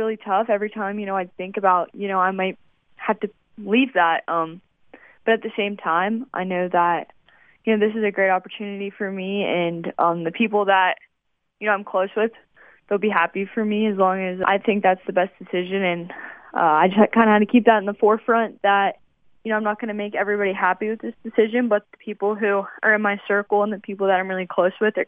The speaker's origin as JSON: {"language": "English", "region": "West Virginia", "country": "United States", "tie": "born or raised there", "said": "it's in West Virginia. I'm proud of my home state"}